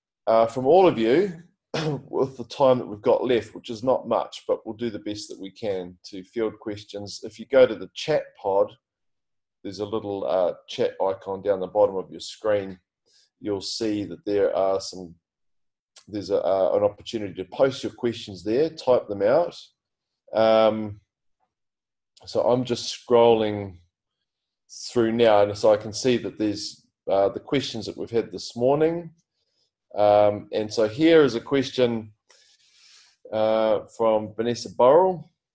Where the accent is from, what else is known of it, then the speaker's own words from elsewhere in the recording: West Auckland, Auckland, New Zealand; Well, probably is West Auckland. I'm from West Auckland.